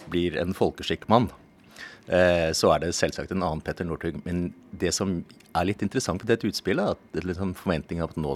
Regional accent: Kristiansand, Agder, Norway; born there; Jeg er født her i Kristiansand, og jeg sier ikke sånt for å skyte.

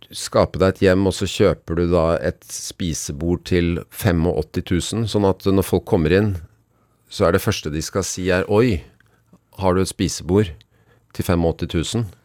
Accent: Bærum, Akershus, Norway; jeg har vokst opp i Bærum

